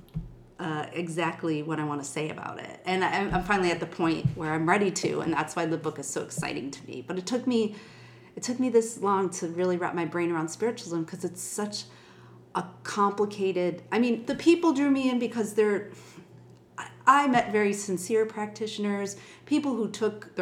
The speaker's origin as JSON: {"language": "English", "town": "Buffalo", "region": "New York", "country": "United States", "tie": "born or raised there", "said": "I grew up in Buffalo, New York, and I was raised Irish Catholic."}